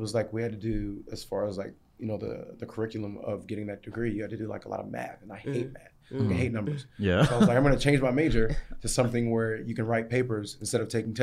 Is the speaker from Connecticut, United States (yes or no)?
no; Maryland, United States; also born or lived in England; my upbringing in Maryland.